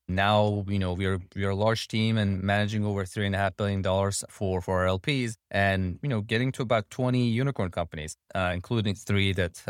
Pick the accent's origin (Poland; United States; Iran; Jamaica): Iran; Tehran, Tehran Province; So I'm originally from Tehran, Iran.